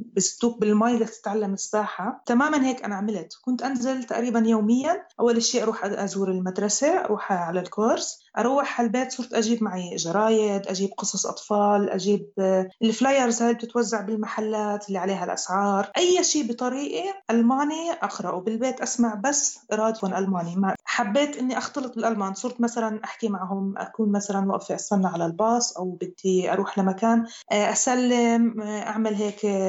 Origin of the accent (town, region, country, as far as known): Palestine; moved away as an adult; now in Germany